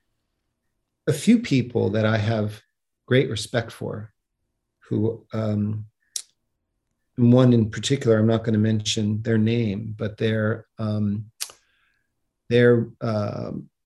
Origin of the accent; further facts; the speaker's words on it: outside of New York, United States; moved away; growing up outside of New York